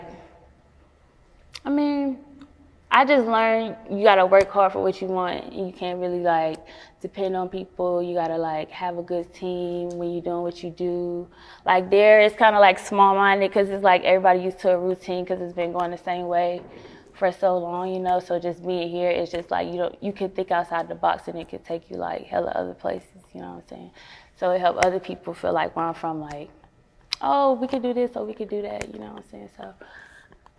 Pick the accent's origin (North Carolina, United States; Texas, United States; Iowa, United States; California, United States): North Carolina, United States; Bertie County; also born or lived in Hampton, Virginia; now in Norfolk, United States; I'm from Bercy County. So it's like a super small place.